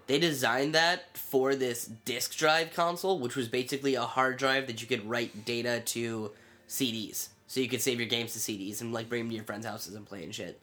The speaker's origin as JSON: {"language": "English", "country": "United States", "said": "I'm an American"}